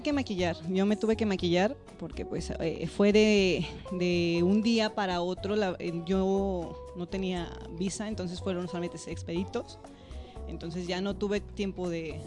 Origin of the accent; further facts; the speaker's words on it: León, Guanajuato, Mexico; moved away as an adult; also born or lived in United States; soy orgullosamente guanajuatense. Soy originaria de León, Guanajuato.